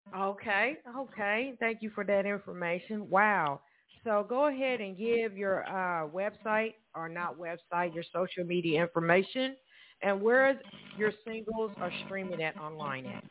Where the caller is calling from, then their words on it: Evansville, Indiana, United States; we're both calling from Evansville, Indiana